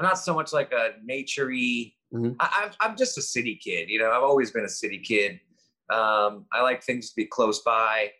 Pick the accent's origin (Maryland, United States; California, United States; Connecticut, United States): California, United States; Los Angeles; also born or lived in Cleveland, Ohio; we moved from Cleveland to Los Angeles when I was three.